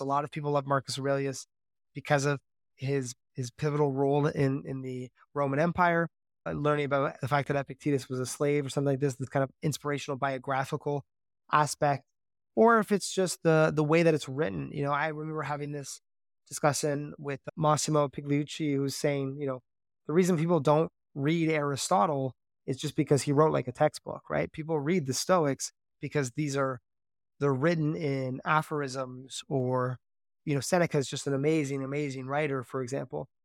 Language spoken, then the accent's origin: English; Canada; growing up in Canada